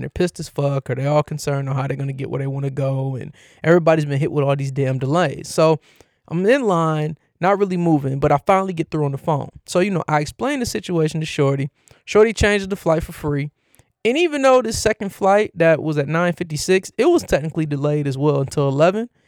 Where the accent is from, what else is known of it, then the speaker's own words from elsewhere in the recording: Cleveland, Ohio, United States; my hometown team, the Cleveland Cavaliers